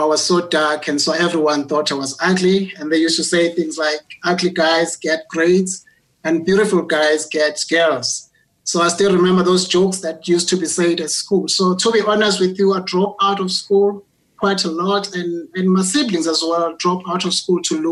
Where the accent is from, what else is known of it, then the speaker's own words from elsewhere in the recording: Ndwedwe, KwaZulu-Natal, South Africa; moved away as an adult; now in Johannesburg, South Africa; I was born in KwaZulu-Natal, in Ndwedwe, again, which is a poor rural village in the northern part of Durban, in KwaZulu-Natal. So I only came to Johannesburg